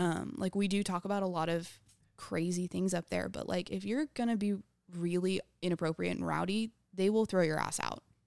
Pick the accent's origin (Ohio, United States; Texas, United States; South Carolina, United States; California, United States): Texas, United States; New Braunfels; I grew up in New Braunfels, Texas